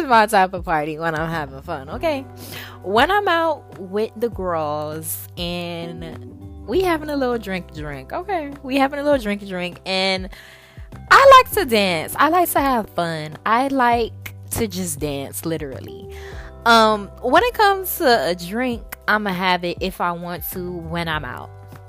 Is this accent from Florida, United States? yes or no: yes; South Florida, United States; now in Tallahassee, United States; I'm from South Florida